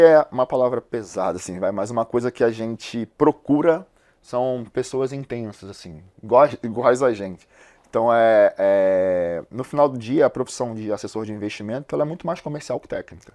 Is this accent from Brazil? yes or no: yes; Rio de Janeiro, Brazil; Eu sou carioca, eu nasci no Morro da Providência, numa comunidade lá do Rio de Janeiro